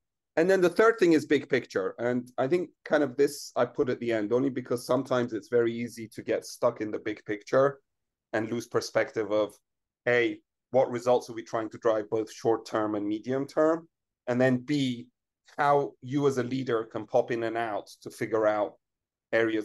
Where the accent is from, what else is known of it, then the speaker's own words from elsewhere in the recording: Iran; moved away; I grew up in Iran and I was very young before the revolution